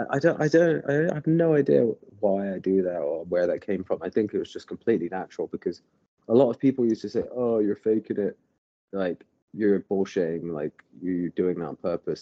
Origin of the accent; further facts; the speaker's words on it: Bath, South West England, United Kingdom; moved away as an adult; now in Los Angeles, United States; I grew up in Bath, England, and um, moved to California about ten years ago.